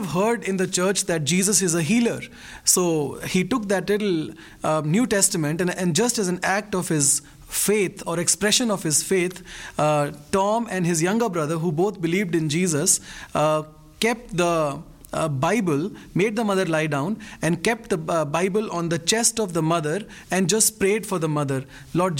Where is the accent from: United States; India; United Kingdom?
India; I'm a pastor from India